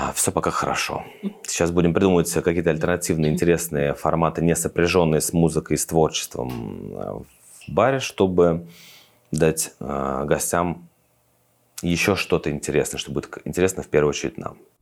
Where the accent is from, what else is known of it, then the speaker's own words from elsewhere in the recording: Russia; moved away as an adult; now in Tbilisi, Georgia; я из России